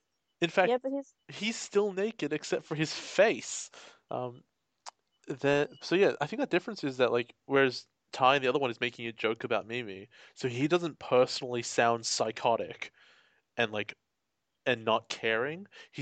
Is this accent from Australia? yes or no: yes; Australia